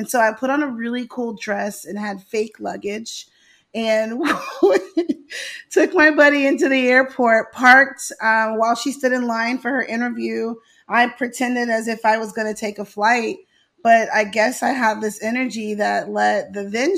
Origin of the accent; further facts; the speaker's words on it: Houston, Texas, United States; moved away as an adult; also born or lived in Louisiana; now in Atlanta, United States; my school was in Houston because education's way different in Houston than it is over in Louisiana. And every day on the last day of school, my mom and dad would drive me to Louisiana and I'd spend my summers in the country.